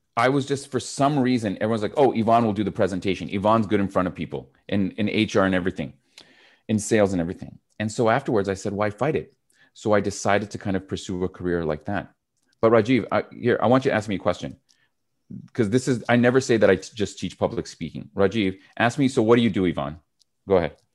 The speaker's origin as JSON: {"language": "English", "country": "Canada", "also_born_or_lived": "Montreal", "said": "I'm Canadian."}